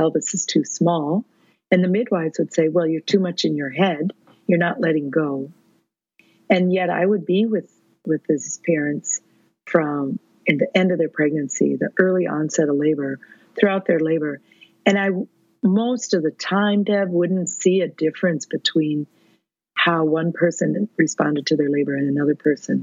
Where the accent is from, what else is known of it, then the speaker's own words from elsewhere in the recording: Minnesota, United States; I'm a midwife from Minnesota